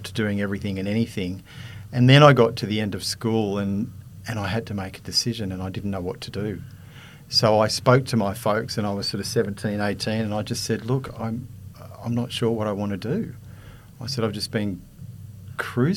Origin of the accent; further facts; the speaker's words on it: Sydney, New South Wales, Australia; also born or lived in Manly; Born and raised in Sydney, born in Manly, grew up on the northern beaches in Terry Hills